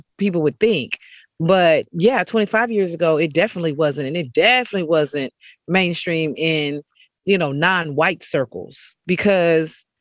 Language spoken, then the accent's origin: English; Fort Worth, Texas, United States; I'm from Fort Worth, Texas, originally, right outside of Dallas. So that is home